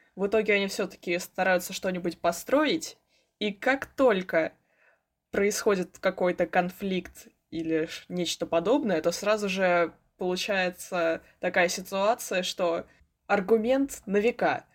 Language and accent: Russian; Moscow, Russia; мне 16 лет, я из Москвы